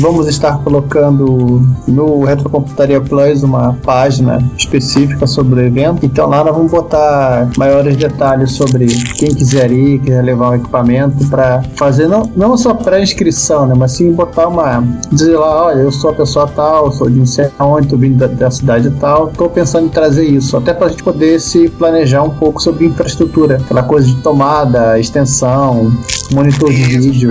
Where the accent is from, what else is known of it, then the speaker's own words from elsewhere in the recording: Rio de Janeiro, Brazil; moved away as an adult; now in Campinas, Brazil; eu não sou de Campinas, eu sou carioca e tô, por enquanto, até eu achar o que fazer da minha vida morando em Campinas